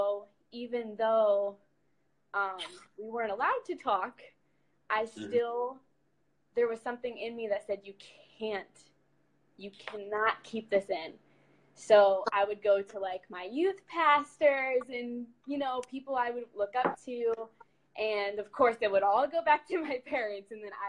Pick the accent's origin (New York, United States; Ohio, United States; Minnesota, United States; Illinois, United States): Ohio, United States; moved away as an adult; now in Michigan, United States; Born and raised in Ohio, now live in Michigan with my mom.